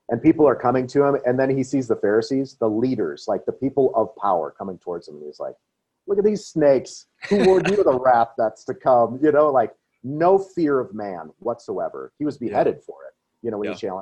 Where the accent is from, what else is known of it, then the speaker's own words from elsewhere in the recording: Wisconsin, United States; I grew up in Wisconsin